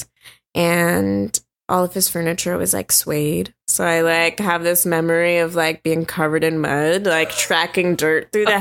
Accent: Los Angeles, California, United States; I grew up in South Central, Leimert Park area, like right off of Crenshaw

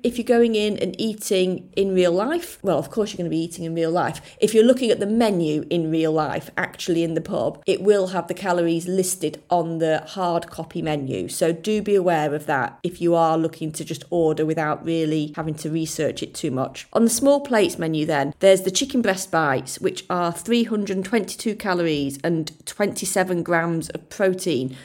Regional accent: Yorkshire and the Humber, United Kingdom; accent: soft South Yorkshire, a bit Lincolnshire; also born or lived in Lincolnshire; My accent is kind of a soft South Yorkshire accent, a bit Lincolnshire. It's not particularly strong

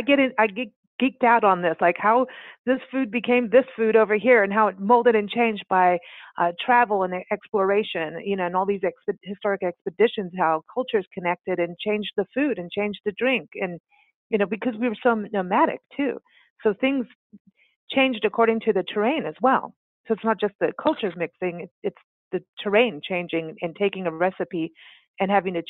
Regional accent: South Africa; I was raised in South Africa

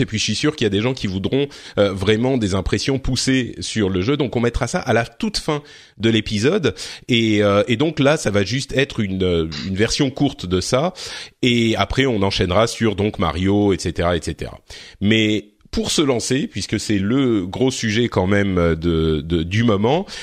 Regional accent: France; chez nous, en France

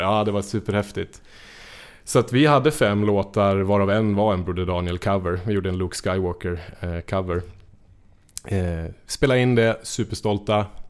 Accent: Njutånger, Gävleborg County, Sweden; jag är från Njutånger i Hälsingland

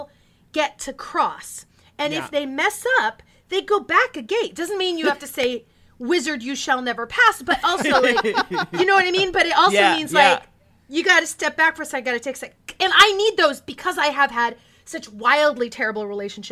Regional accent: Porterville, California, United States; I was raised in the Central Valley of California

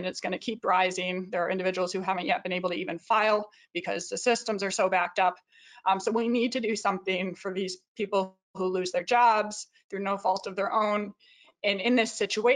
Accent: Jamestown, New York, United States; moved away; I look at my hometown of New York, Jamestown, New York, and it's about 9 hours from New York City

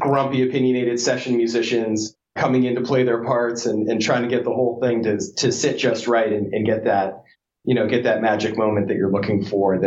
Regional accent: New England, United States; also born or lived in San Francisco, California; I've lived in New England my whole life. Though I was born in San Francisco, we moved within a month out to the East Coast. So I've lived out here my whole life, you know, within a couple hours of Boston in one direction or another through college and everything.

